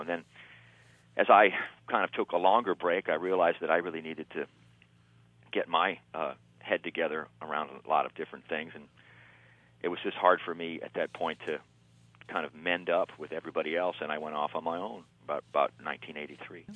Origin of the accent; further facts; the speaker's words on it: Los Angeles, California, United States; also born or lived in Barstow, California; I grew up in Barstow till I was about eight. And okay, then now, I moved into Los Angeles